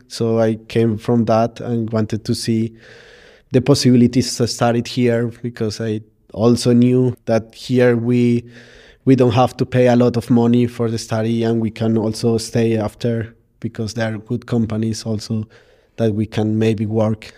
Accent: Colombia; now in Berlin, Germany; I'm come from Colombia. I'm living now here in Berlin for 14 years

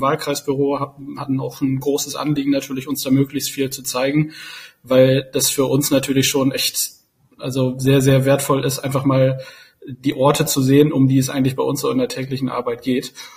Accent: Osnabrück, Lower Saxony, Germany; now in Berlin, Germany; Ich komme gebürtig aus Osnabrück

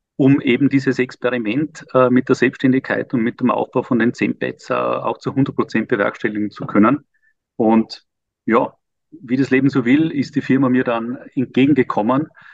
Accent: Vorarlberg, Austria; moved away as an adult; also born or lived in Vienna, Austria; now in Liechtenstein; achtundvierzig und Österreicher Vorarlberger

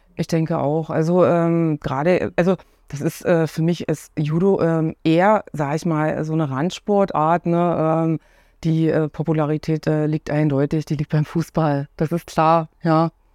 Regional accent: Cottbus, Brandenburg, Germany; moved away as an adult; also born or lived in Oranienburg / Bernau; ich bin gebürtige Cottbusserin

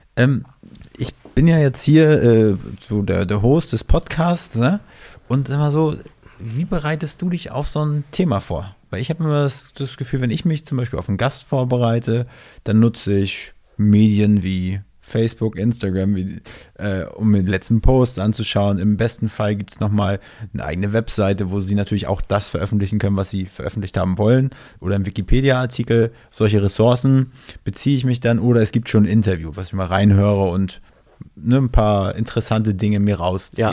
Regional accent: near Schwerin, Mecklenburg-Vorpommern, Germany; Ich komme aus MacPom, aus der Nähe von Schwerin

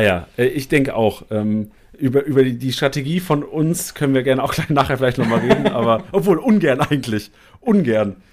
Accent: Lüneburg, Lower Saxony, Germany; moved away; ich bin in Lüneburg geboren und groß geworden

